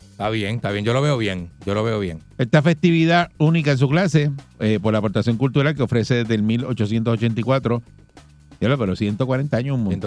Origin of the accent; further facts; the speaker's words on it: Juana Díaz, Puerto Rico; Ese es mi pueblo también, sí.